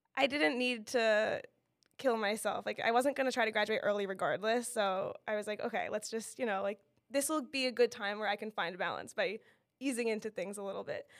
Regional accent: Monmouth County, New Jersey, United States; also born or lived in Miami, Florida; I grew up in Monmouth County

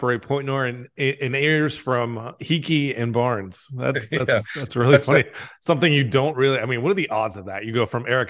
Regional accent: Tucson, Arizona, United States; born or raised there

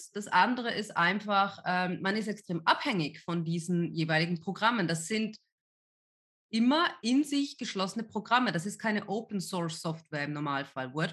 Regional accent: Switzerland; ich komme ja ursprünglich aus der Schweiz, ja, ähm, weil das damals vor allem auch bei uns auf dem Land so ein mega neues Thema war

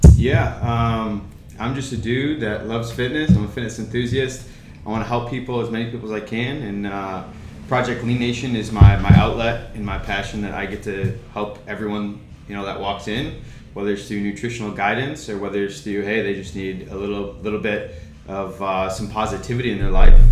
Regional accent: Rochester, New York, United States; moved away as an adult; now in Charlotte, United States; I was born and raised in Rochester. I lived there for 25 years.

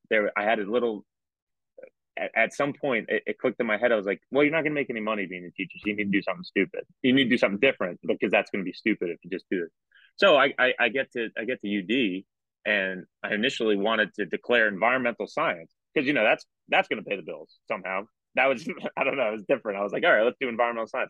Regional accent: New York, United States; also born or lived in North Jersey; growing up in New York, uh, uh, grew up right outside New York City. Um, went to high school in North Jersey

